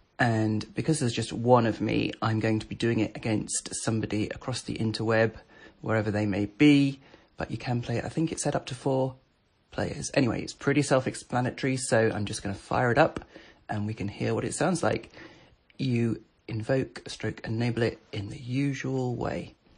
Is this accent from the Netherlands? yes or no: no; Warwick, West Midlands, United Kingdom